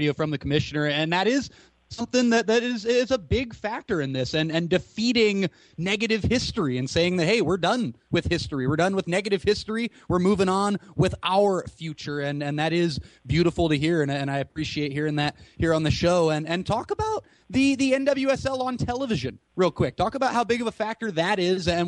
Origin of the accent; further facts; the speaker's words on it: San Jose, California, United States; also born or lived in Santa Cruz; I grew up in the Santa Cruz and San Jose areas